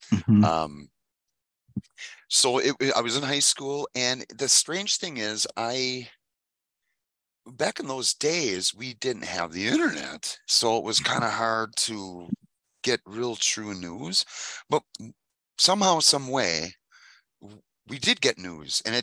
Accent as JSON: {"language": "English", "town": "Manitowoc", "region": "Wisconsin", "country": "United States", "tie": "born or raised there", "said": "city called Manitowoc, Wisconsin, that's where I'm from"}